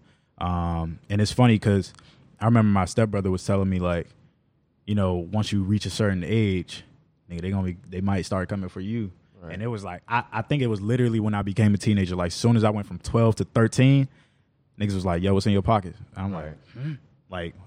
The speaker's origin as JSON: {"language": "English", "town": "Washington", "region": "District of Columbia", "country": "United States", "tie": "born or raised there", "said": "I grew up in Northeast D.C. In the Mayfair neighborhood, like Mayfair Paradise side"}